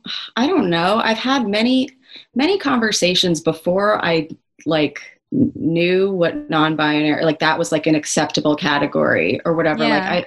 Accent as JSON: {"language": "English", "region": "New York", "country": "United States", "said": "Even though I'm not from Oregon, I'm fully from New York."}